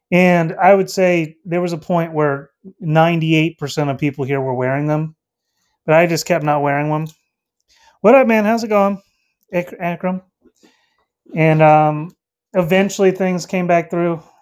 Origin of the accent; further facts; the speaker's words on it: North Carolina, United States; Um, I'm from North Carolina. I'm out in the states.